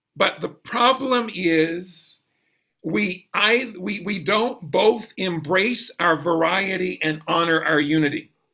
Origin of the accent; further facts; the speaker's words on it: Brunswick, Georgia, United States; now in Louisville, United States; I grew up in Georgia, South Georgia